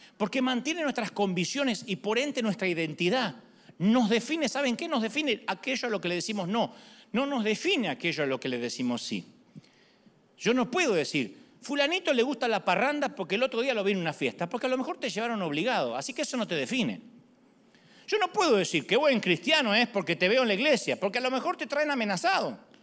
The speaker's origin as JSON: {"language": "Spanish", "country": "Argentina", "said": "soy argentino"}